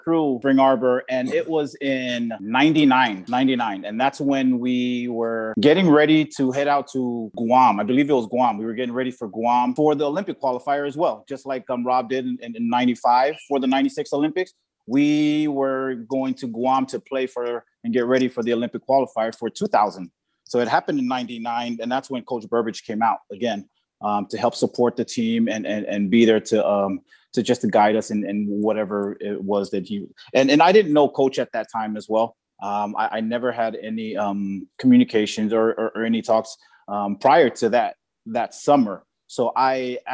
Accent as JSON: {"language": "English", "town": "Nu'uuli", "country": "American Samoa", "tie": "born or raised there", "moved": "as an adult", "lives_now": "Los Angeles, United States", "said": "I was born and raised in Samoa"}